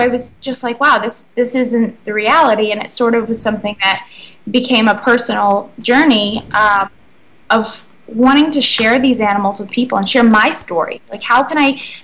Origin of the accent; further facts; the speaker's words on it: Sebec, Maine, United States; moved away as an adult; now in Bahamas; I'm originally from Sebec, Maine, which is a really small town, about 400 people, and I grew up there and then moved to a more southern part of Maine when I was about 11, but yeah, originally from Maine.